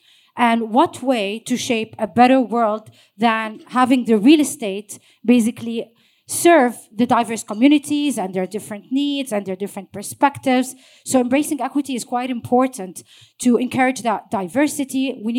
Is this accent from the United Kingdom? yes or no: no; Jordan; moved away as an adult; also born or lived in Saudi Arabia; now in Dubai, United Arab Emirates; My hometown is Jordan, but I was born in Saudi Arabia, so that's not where I was born, but I've lived in Jordan throughout my younger years, and I've been in Dubai for over 15 years, so I call this home as well.